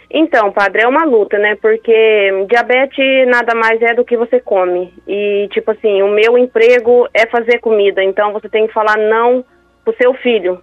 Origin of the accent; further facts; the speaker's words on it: Paraná, Brazil; now in Amambai, Brazil; eu moro hoje em Amambai, mas nós somos do Paraná